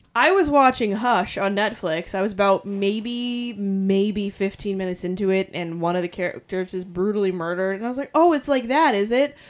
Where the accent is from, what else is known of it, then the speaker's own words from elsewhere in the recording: New England, United States; We're from New England.